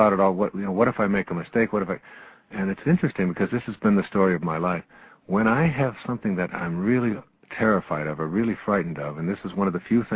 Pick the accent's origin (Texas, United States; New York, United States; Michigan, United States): Michigan, United States; Detroit; When I was a young boy in the ninth grade at Denby High School on the east side of Detroit